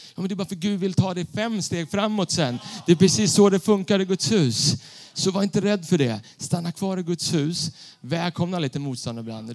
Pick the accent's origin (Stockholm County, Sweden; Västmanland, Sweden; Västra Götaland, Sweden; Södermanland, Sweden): Stockholm County, Sweden; Stockholm; Jag är uppvuxen bland betong i Stockholm city